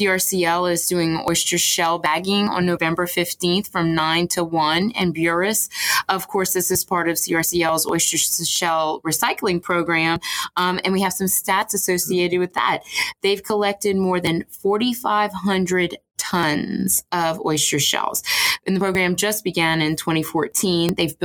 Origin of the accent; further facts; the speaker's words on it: Houma, Louisiana, United States; I grew up in Houma